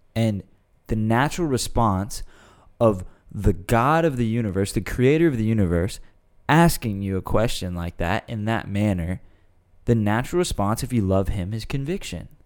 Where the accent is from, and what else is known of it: United States